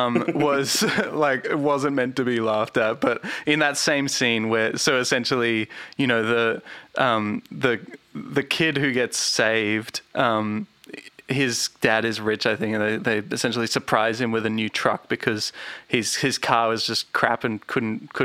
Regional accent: Australia; we're Australian

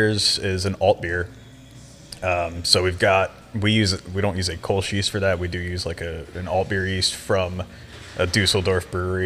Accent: Houston, Texas, United States; also born or lived in Munich, Germany; I grew up in like Kingwood and then lived in like Heights, Montrose for 8 years or so

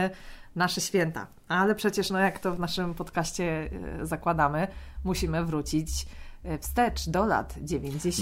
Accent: Greater Poland, Poland; Ja jestem z Wielkopolski

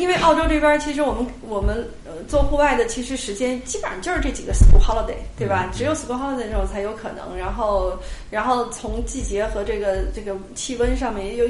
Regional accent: China; 并且很适合我们中国人，呃，或者说我们的生活习惯的一些东西

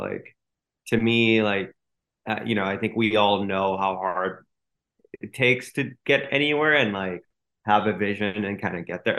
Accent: Singapore; also born or lived in Los Angeles, United States; now in New York, United States; I grew up there and then moved to New York 2 years ago for my wife's work, but I was in LA for 6 years before

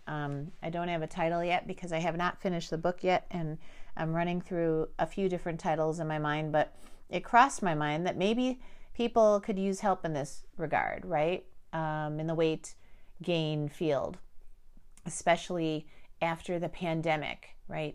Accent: Chicago, Illinois, United States; I was born in Chicago

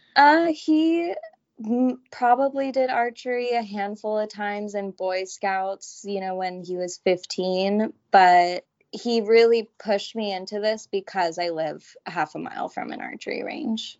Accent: Southern California, United States; I'm born and raised in Southern California, never left

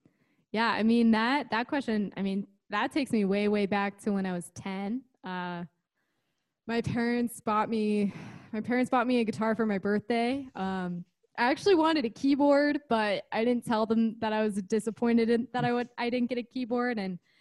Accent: Midwest City, Oklahoma, United States; born there; now in Boise, United States; So I was originally born in Oklahoma, of all places. So Midwest City, which is right outside Oklahoma City area.

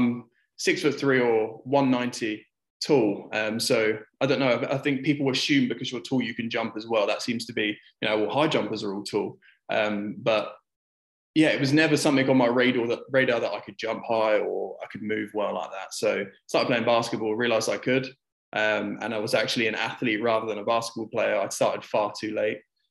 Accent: United Kingdom; now in United Arab Emirates; as a Brit grew up playing a lot of football

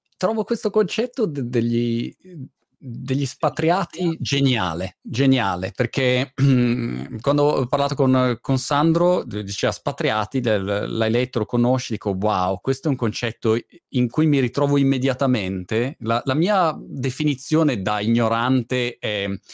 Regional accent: Milan, Lombardy, Italy; moved away as an adult; now in United Kingdom; sono eh, diciamo milanese mhmm, di origine eh, perché sono, mhmm, sono nato a Milano eh.

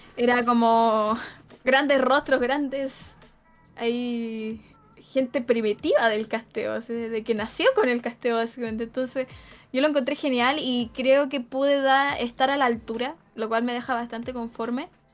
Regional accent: Chile; accent: Chilean; el chileno es muy notorio, muy chileno, muy notorio

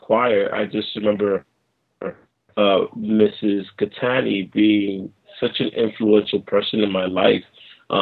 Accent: New York City, New York, United States; born and raised in New York City

